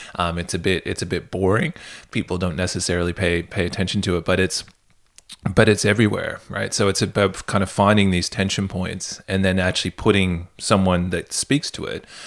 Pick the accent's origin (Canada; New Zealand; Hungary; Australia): Canada; moved away; where I grew up in Canada